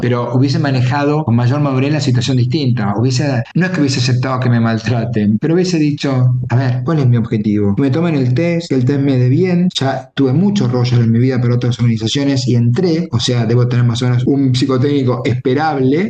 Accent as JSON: {"language": "Spanish", "country": "Argentina", "tie": "born or raised there", "said": "nací en Argentina"}